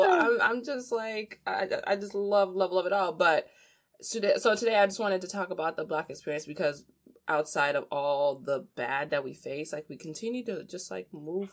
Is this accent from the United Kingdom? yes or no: no; DR Congo; moved away; I'm from the Democratic Republic of Congo, not to be confused with the Republic of Congo across the street. I'm from DRC